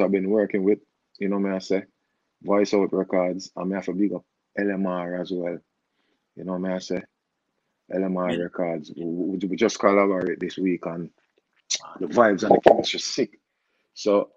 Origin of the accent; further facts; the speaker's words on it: Jamaica; I'm a Jamaican artist